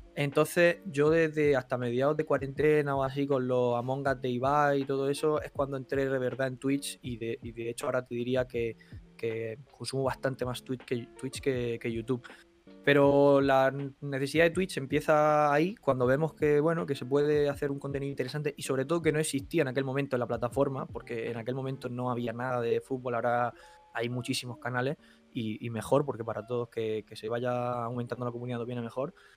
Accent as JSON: {"language": "Spanish", "town": "Albox", "region": "Andalusia", "country": "Spain", "tie": "born or raised there", "moved": "yes", "said": "yo me he criado en un no barrio, porque no es un pueblo que prácticamente no tiene barrio, eh, en Albox, en Almería"}